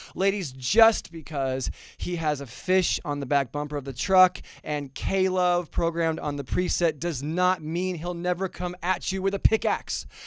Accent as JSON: {"language": "English", "region": "Southern California", "country": "United States", "moved": "yes", "lives_now": "Goodyear, Arizona, United States", "said": "I'm originally from Southern California"}